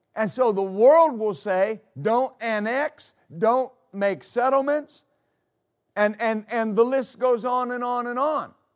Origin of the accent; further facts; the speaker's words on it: United States; as American citizens